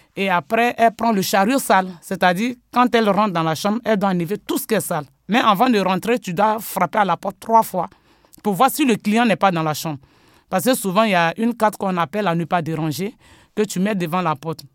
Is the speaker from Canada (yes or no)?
no; Côte d’Ivoire; now in France; je suis né d'abord en Côte d'Ivoire. Euh, j'ai grandi là-bas parce que je suis arrivé en France en 2000